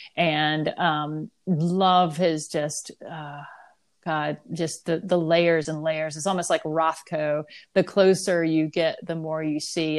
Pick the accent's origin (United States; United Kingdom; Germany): United States; the South; I'm from the South